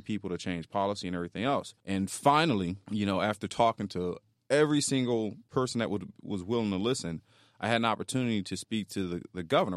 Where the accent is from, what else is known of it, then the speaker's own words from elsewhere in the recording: Philadelphia, Pennsylvania, United States; moved away as an adult; now in Florida, United States; I grew up in North Philly